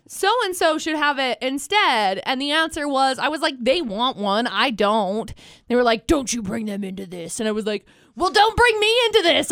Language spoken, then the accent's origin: English; Tremonton, Utah, United States; now in Logan, United States; where I grew up in Tremont